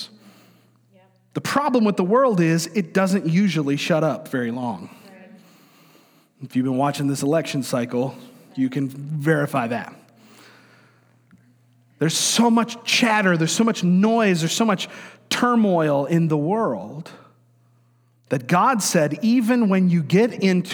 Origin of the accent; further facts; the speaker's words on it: Florida, United States; I grew up in Florida